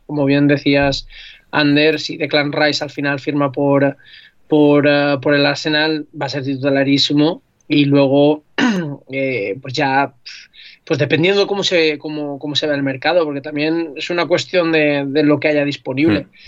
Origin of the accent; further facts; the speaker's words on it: Alzira, Valencian Community, Spain; las fallas en mi pueblo, que yo soy de Alcira